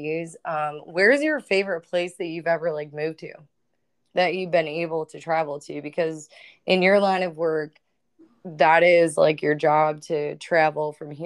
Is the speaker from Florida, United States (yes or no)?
no; Ohio, United States; We're from Ohio.